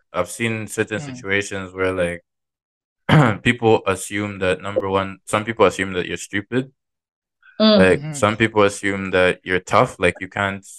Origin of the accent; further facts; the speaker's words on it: Zambia; moved away; I'm from Zambia